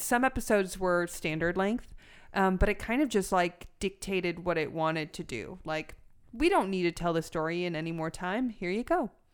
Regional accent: Los Angeles, California, United States; also born or lived in Orange County; I'm from North Hollywood

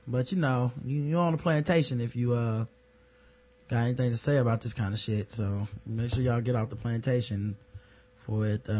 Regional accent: Jamaica; All four of us were there sitting there, got offended because none of us are from Africa. I'm Jamaican.

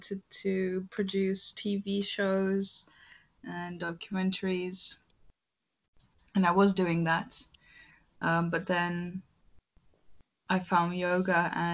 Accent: Istanbul, Turkey; moved away as an adult; also born or lived in Rotterdam, Netherlands / Amsterdam, Netherlands; growing up in Istanbul, it's a bit hectic with the traffic and the long distances

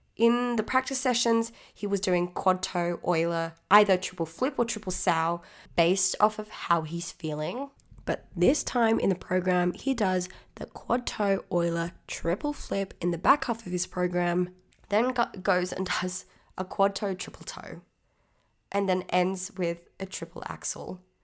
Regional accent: Australia; I'm Australian, so please expect it

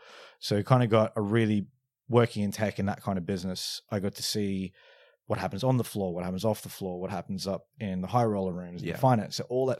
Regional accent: Australia; moved away; also born or lived in London, United Kingdom; I'm originally from Australia, the accent comes and goes. Moved from the UK, moved from Australia to the UK in 2010.

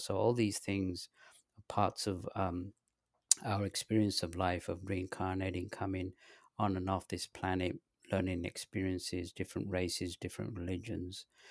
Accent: London, United Kingdom; moved away as an adult; also born or lived in Pakistan / north of England / southern England / Los Angeles; I was born in Pakistan, and my parents, they moved to England when I was three, and I lived in the north of England till the age of ten, then they moved to, uh, London. Um, from there, I went to high school in, in England, in London

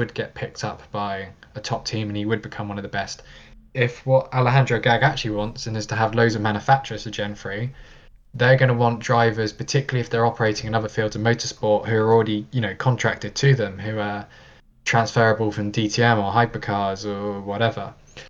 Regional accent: United Kingdom; have a bit of an advantage of being a driver who's already been associated with Formula E, and B, being British and there being so many other kind of British connections in the championship.

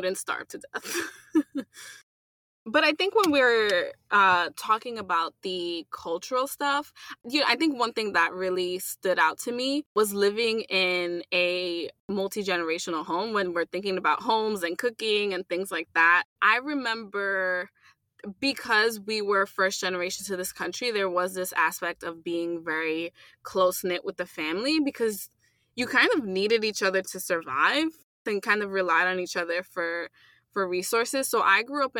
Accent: United States; first language English; being born here, was because English was my first language

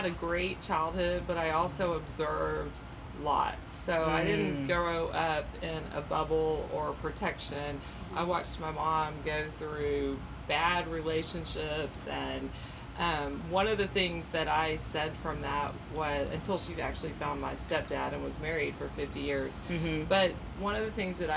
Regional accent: Texas, United States; also born or lived in Houston / Austin; So I grew up in Texas, and I grew up with a family that was constantly moving because of the oil and gas business

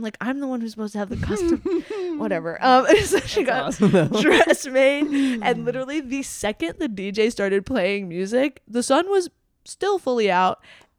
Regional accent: Jamaica; The designer's from my hometown in Jamaica, if you can believe.

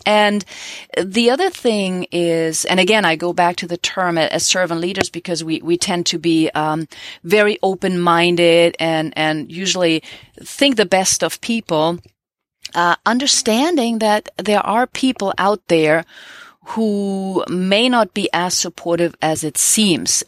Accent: Germany; now in United States; Growing up in Germany

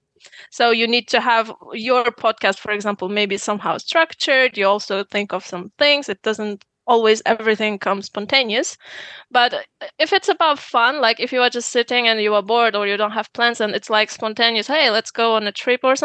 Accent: Uzbekistan; moved away as an adult; now in Germany; I come from Uzbekistan

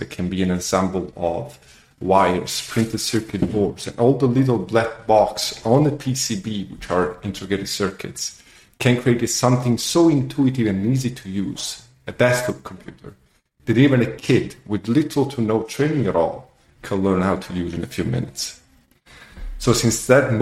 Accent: Southern Italy, Italy; moved away as an adult; also born or lived in Geneva, Switzerland / Zurich, Switzerland; now in Dubai, United Arab Emirates; So I was born and raised in Italy, and in the south of Italy

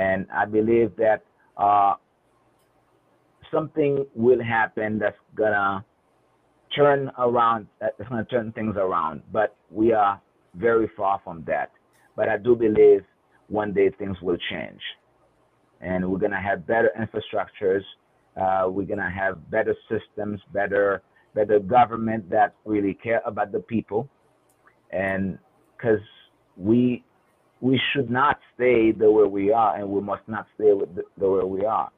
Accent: Haiti; moved away as an adult; now in United States; my background growing up in Haiti

